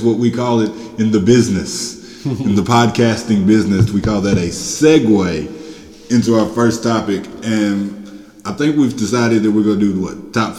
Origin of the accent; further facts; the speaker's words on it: Trousdale County, Tennessee, United States; we grew up in Trousdale County, which is a football town, like 100% gung-ho football.